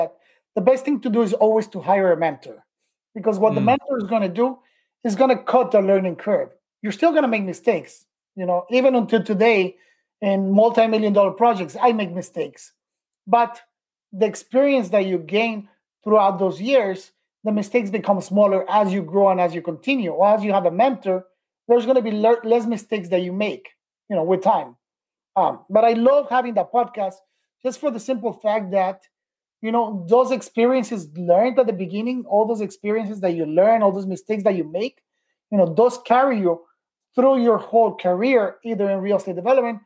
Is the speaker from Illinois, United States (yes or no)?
no; Miami, Florida, United States; I came back to Miami, where I was raised in Miami